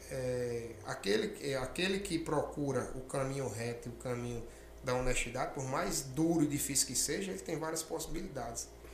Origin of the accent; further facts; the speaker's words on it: Rio Grande do Norte, Brazil; now in Mato Grosso, Brazil; lá no meu estado, é, a, a, no Rio Grande do Norte